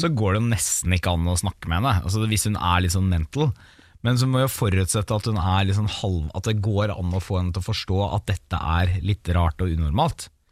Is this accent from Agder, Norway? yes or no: no; Porsgrunn, Vestfold og Telemark, Norway; moved away; hjemme i Porsgrunn i jula